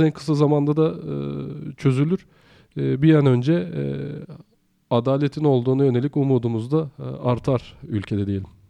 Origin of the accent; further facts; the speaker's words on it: Afyonkarahisar, Turkey; moved away; Ben Afyonkarahisarlıyım